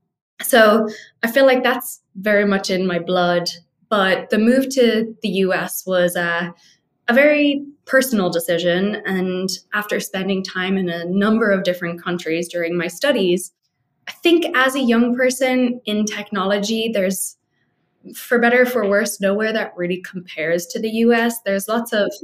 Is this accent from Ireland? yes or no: yes; Dublin, Leinster, Ireland; moved away as an adult; also born or lived in France; now in Phoenix, United States; But I'm from Dublin.